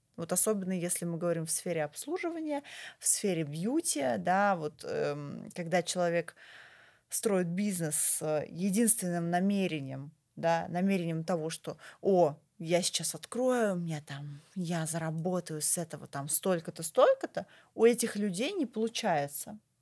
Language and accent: Russian; Moscow, Russia; я вообще москвичка, да, коренная москвичка, я родилась в Москве, я училась в Москве, я никуда отсюда не уезжала